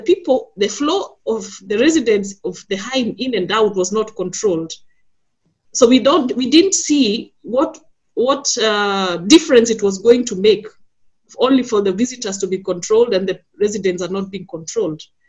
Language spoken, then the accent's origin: English; Kenya; now in Berlin, Germany; a migrant, but I am originally from Kenya